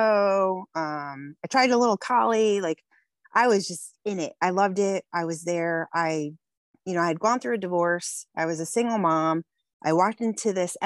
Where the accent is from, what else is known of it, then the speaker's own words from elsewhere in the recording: West Haven, Connecticut, United States; I grew up in West Haven, Connecticut, on the water.